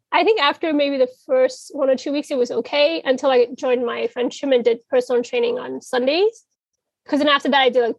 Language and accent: English; New York City, New York, United States; I'm from Brooklyn, New York.